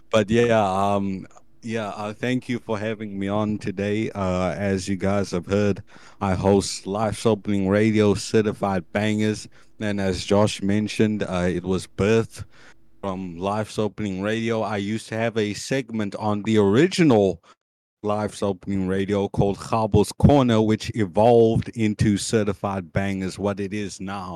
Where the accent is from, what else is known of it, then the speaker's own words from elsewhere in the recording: Cape Town, Western Cape, South Africa; I'm from Cape Town. I'm 19